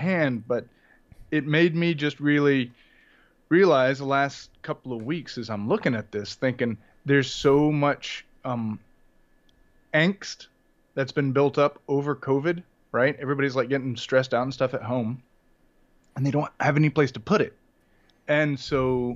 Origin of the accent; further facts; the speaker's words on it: North Carolina, United States; moved away as an adult; now in Tokyo, Japan; I'm from North Carolina